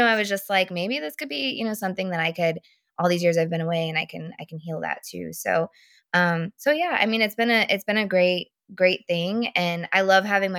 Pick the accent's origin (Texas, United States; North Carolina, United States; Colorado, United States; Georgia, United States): Texas, United States; moved away; I'm from Texas.